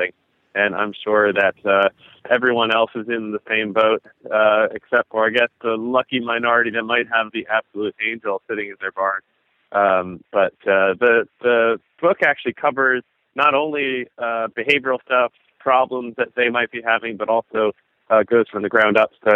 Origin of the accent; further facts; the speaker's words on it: New Jersey, United States; I grew up, my parents still live in, my sister as well, still up in New Jersey. We live about an hour west of New York City